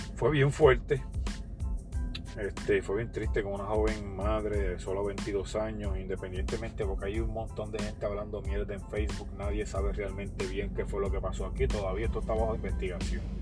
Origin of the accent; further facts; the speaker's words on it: Ponce, Puerto Rico; aquí en mi, en mi pueblo de Ponce